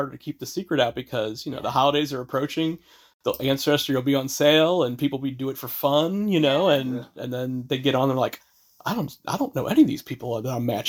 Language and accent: English; Midwest, United States; also born or lived in California; now in New England, United States; I grew up in the Midwest